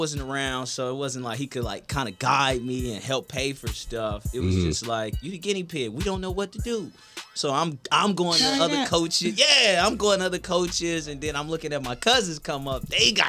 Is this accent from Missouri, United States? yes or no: yes; Kansas City, Missouri, United States; Kansas City, it's a city.